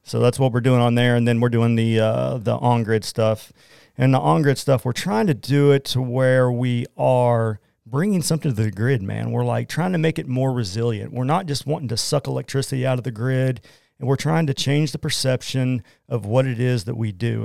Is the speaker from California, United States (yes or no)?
no; Oklahoma, United States; accent: Oklahoman; I'm from Oklahoma